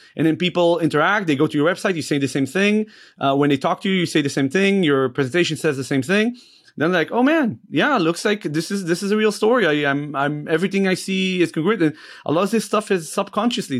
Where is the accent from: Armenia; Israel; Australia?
Israel; moved away as an adult; now in United States; I moved to the States from Israel